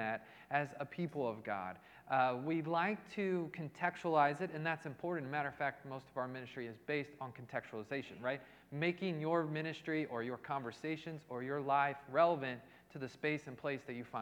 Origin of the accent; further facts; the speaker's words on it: Indianapolis, Indiana, United States; now in Cleveland, United States; I'm actually from Indianapolis originally. Kind of born and raised in Indianapolis, Indiana, but I hail from Cleveland at this time.